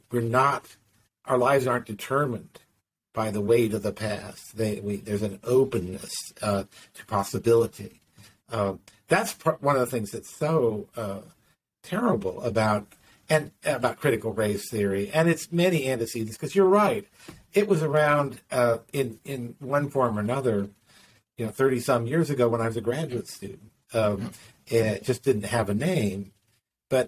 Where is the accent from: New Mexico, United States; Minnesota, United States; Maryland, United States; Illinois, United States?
Maryland, United States; I grew up in Maryland